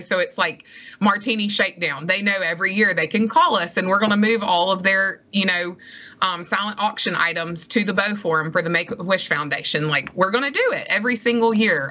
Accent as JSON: {"language": "English", "town": "Madison", "region": "Mississippi", "country": "United States", "tie": "born or raised there", "also_born_or_lived": "Starkville, Mississippi", "moved": "as an adult", "lives_now": "Gulfport, United States", "said": "I loved growing up in Madison"}